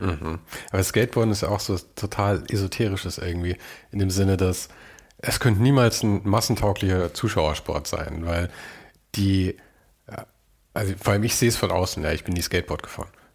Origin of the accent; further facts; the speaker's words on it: Munich, Bavaria, Germany; in München